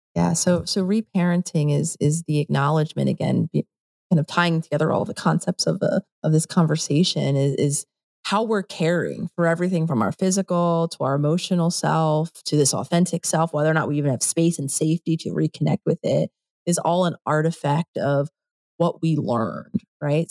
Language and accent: English; Philadelphia, Pennsylvania, United States; moved away as an adult; also born or lived in New York; I grew up in Philadelphia, I lived in New York for a decade